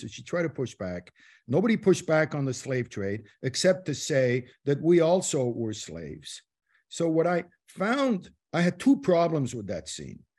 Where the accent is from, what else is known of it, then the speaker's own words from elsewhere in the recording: Morocco; moved away; I was born in Morocco